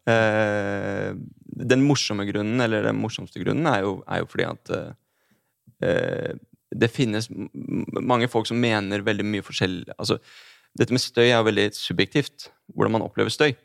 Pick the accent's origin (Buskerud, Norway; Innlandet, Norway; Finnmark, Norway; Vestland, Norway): Buskerud, Norway; Drammen; Jeg er fra Drammen